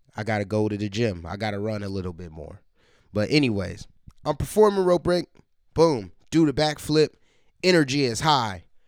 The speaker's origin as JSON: {"language": "English", "town": "Columbus", "region": "Ohio", "country": "United States", "tie": "born or raised there", "said": "Columbus is my hometown, my or my home base"}